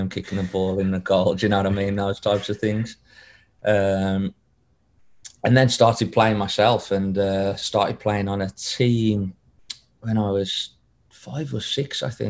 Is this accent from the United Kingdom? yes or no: yes; Wolverhampton, West Midlands, United Kingdom; also born or lived in Denmark; now in Sacramento, United States; I'm from Wolverhampton, up in the West Midlands, and I was pretty much just born into football